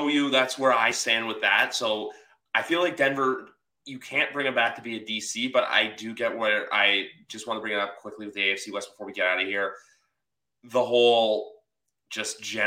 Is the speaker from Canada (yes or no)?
yes; Canada; we're both Canadian on the podcast, both Canadians